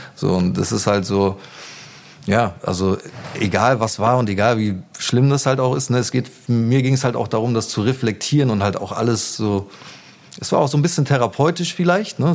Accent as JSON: {"language": "German", "town": "Gütersloh", "region": "North Rhine-Westphalia", "country": "Germany", "tie": "born or raised there", "also_born_or_lived": "Hamburg", "moved": "as an adult", "lives_now": "Berlin, Germany", "said": "ich bin in Gütersloh geboren und mhm. da auch aufgewachsen"}